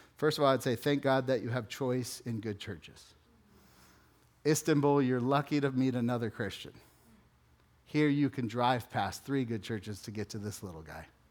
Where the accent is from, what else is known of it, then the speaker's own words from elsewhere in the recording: West Valley, Phoenix, Arizona, United States; also born or lived in Texas / Chandler, Arizona; I'm from the West Valley. I lived in Texas and then Chandler